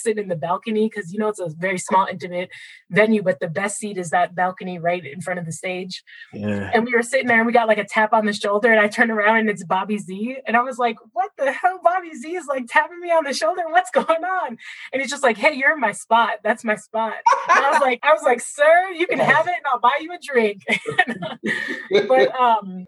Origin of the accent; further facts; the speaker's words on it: Minneapolis, Minnesota, United States; I grew up in North Minneapolis, which is the inner city